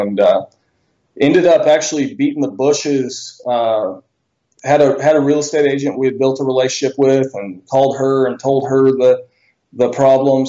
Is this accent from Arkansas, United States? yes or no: yes; Bentonville, Arkansas, United States; I'm from Bentonville, Arkansas. I was born and raised here originally.